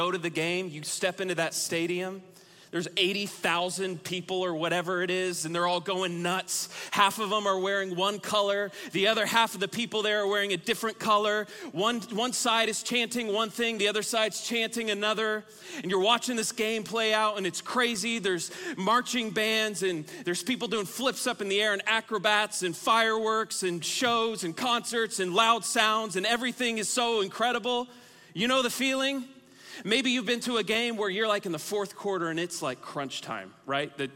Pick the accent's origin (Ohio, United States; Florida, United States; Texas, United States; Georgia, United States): Texas, United States; moved away as an adult; also born or lived in Oklahoma; I was born and raised in the great state of Texas